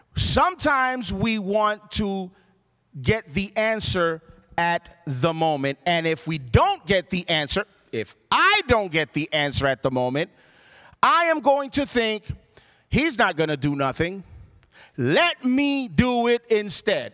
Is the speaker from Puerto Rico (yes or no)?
yes; Puerto Rico; I grew up in Puerto Rico